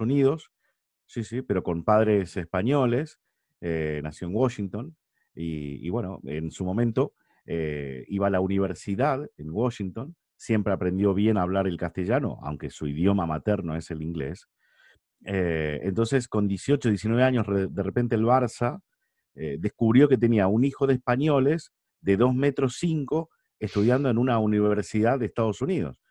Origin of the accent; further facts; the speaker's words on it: San Nicolás de los Arroyos, Buenos Aires Province, Argentina; moved away as an adult; now in Madrid, Spain; donde vivíamos, ¿no? donde yo nací, que es San Nicolás de los Arroyos, en Argentina.